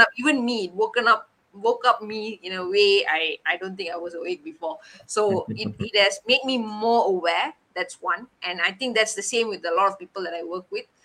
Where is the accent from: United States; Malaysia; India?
Malaysia; we were the first Malaysians